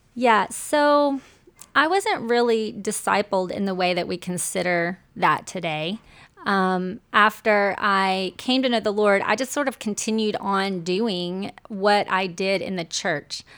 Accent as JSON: {"language": "English", "town": "Shreveport", "region": "Louisiana", "country": "United States", "tie": "born or raised there", "accent": "Southern", "moved": "yes", "said": "I'm from the South. I'm a recovering Southerner."}